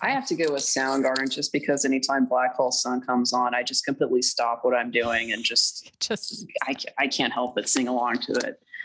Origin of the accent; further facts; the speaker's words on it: Duncanville, Texas, United States; I was born in Duncanville, Texas